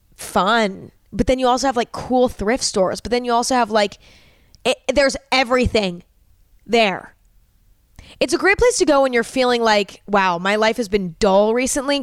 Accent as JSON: {"language": "English", "region": "California", "country": "United States", "tie": "born or raised there", "said": "growing up in California, um, Lake Tahoe was a very big vacation spot for a lot of the kids that went to school with me"}